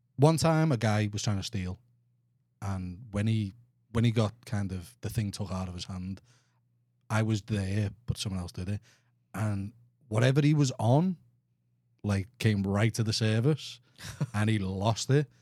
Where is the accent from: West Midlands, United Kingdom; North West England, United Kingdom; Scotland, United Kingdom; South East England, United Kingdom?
North West England, United Kingdom; Liverpool; accent: Scouse; moved away as an adult; now in Houston, United States; I'm, I'm from England